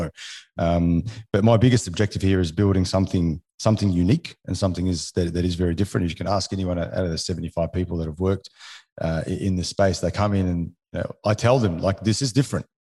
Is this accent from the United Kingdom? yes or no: no; Alexandria, Alexandria Governorate, Egypt; born or raised there; first language French; English is a second language; also born or lived in New Zealand; now in Australia